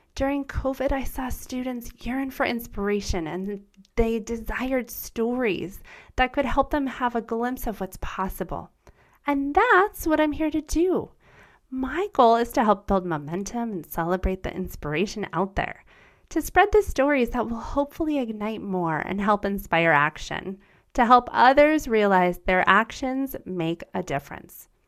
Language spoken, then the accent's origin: English; United States; first language German; English is a second language; My first language was German. I was born in America, and I experienced growing up with two cultures